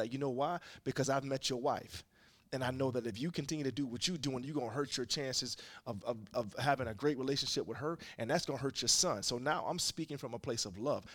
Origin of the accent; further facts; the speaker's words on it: Jacksonville, Florida, United States; now in Philadelphia, United States; I grew up in Jacksonville, Florida